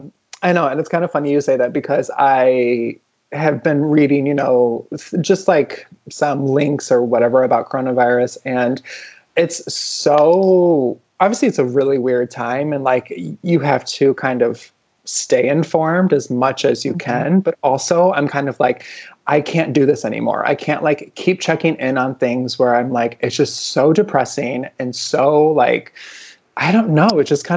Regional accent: Midwest, United States; We're from the Midwest. There was nothing to do. We just had the TV on.

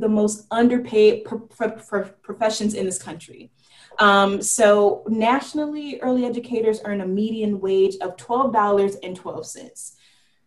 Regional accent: California, United States; in California, where it's my home state.

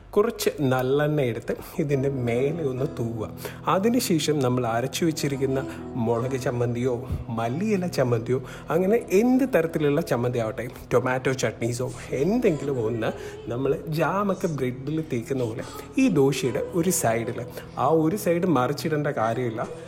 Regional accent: Kottayam, Kerala, India; ഞാനൊരു കോട്ടയംകാരനാണ്

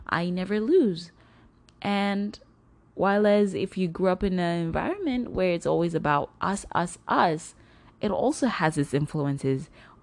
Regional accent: Zimbabwe; now in United States; I grew up in Zimbabwe, a portion of my life

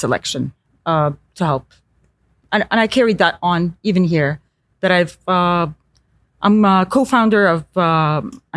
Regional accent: Eastern Province, Saudi Arabia; moved away as an adult; also born or lived in San Francisco, United States / Los Angeles, United States / Paris, France; I grew up in the East Coast, Eastern Province.

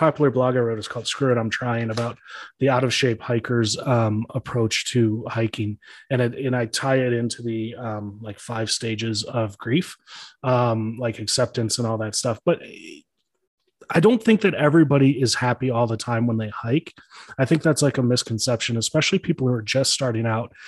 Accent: Chicago, Illinois, United States; I grew up in Chicago

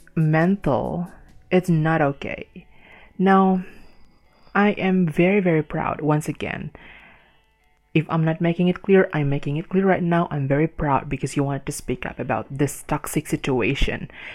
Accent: Indonesia; English is a second language; I born and raised in Indonesia

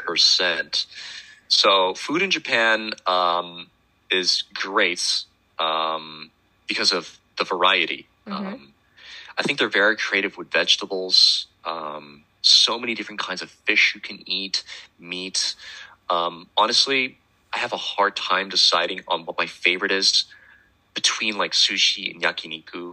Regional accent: Netherlands; I'm from the Netherlands

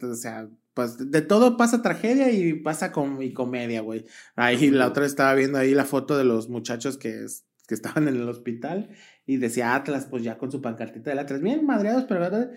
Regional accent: Guadalajara, Jalisco, Mexico; somos de Guadalajara

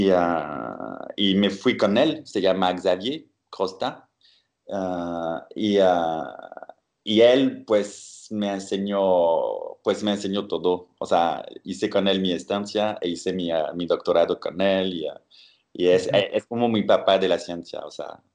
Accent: Bordeaux, Nouvelle-Aquitaine, France; moved away; soy eh, francés y eh, de la ciudad de Burdeos

